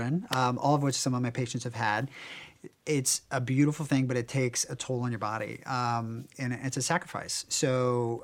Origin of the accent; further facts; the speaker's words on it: Virginia, United States; now in Beverly Hills, United States; I grew up in Virginia